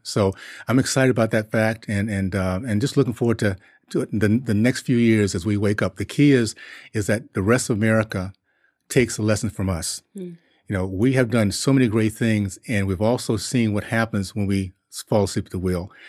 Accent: Tallahassee, Florida, United States; also born or lived in Columbus, Ohio / Liberia; I grew up in Tallahassee in the '60s

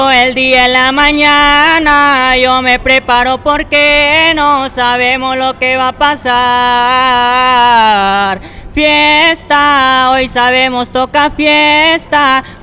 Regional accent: Rosarito, Baja California, Mexico; Pues en esa me basé en lo que, en Rosarito de donde vengo

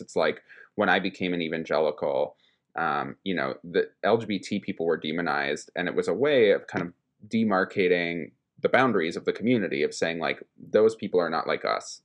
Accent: Minnesota, United States; moved away as an adult; also born or lived in East Coast; I moved back to my home state of Minnesota from, after having spent the better part of a decade off on the East Coast

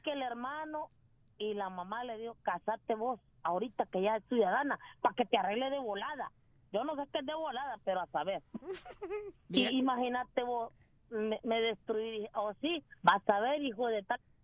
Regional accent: Honduras; now in United States; yo soy hondureña 100%

